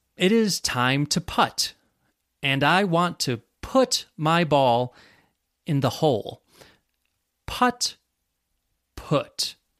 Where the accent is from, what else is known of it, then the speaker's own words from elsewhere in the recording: Western New York, United States; accent: American; I grew up in Western New York, and that influences my accent too